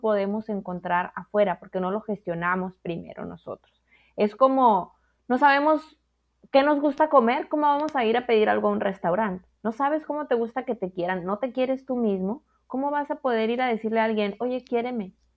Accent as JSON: {"language": "Spanish", "country": "Mexico"}